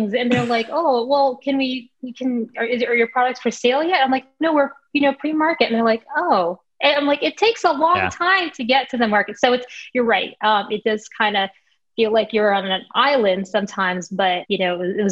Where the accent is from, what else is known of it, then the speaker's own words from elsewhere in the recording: Chicago, Illinois, United States; Chicago, my hometown, born and raised in a North Side, very proud